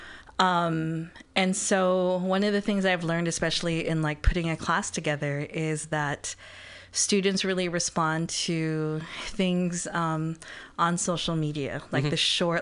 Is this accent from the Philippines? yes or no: yes; Philippines; being, you know, as a Filipina, you know, like, knowing how people talk